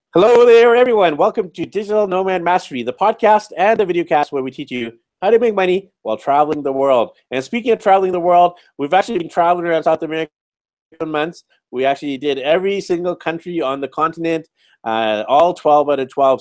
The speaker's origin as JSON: {"language": "English", "town": "Vancouver", "region": "British Columbia", "country": "Canada", "said": "I'm from Vancouver, B C, Canada"}